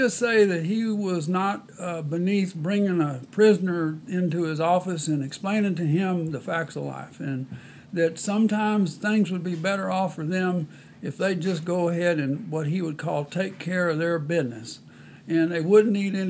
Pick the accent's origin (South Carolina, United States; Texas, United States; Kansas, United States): Texas, United States; Sealy; my hometown of Sealy, Texas.